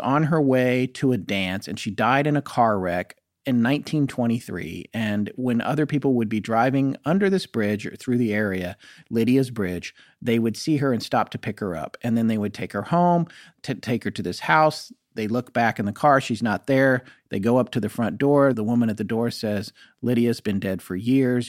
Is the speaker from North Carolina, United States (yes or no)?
yes; North Carolina, United States; also born or lived in California / Colorado; even though I was born in California, I was only there till I was two. And then I lived in Colorado, and then I lived in North Carolina, which is where I, I really came of age